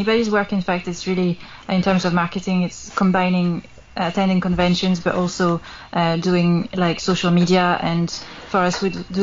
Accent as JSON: {"language": "English", "country": "France", "tie": "born or raised there", "moved": "as an adult", "lives_now": "Scotland, United Kingdom", "said": "I moved from France to Britain, to Scotland"}